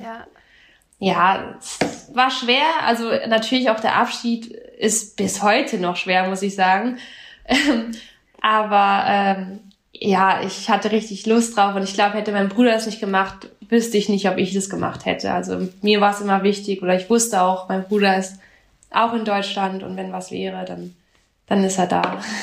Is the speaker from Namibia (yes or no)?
yes; Namibia; now in Freiburg, Germany; ich komme aus Namibia